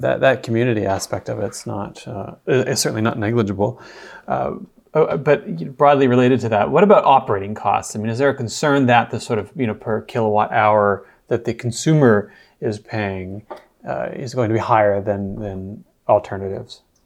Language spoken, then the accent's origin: English; Peterborough, Ontario, Canada; I'm from Peterborough